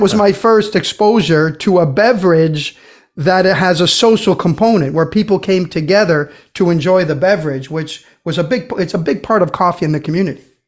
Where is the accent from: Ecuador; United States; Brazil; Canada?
Brazil; moved away; growing up in Brazil